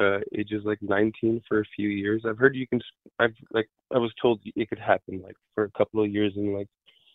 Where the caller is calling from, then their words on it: Bay Area, California, United States; We're calling in from the Bay Area.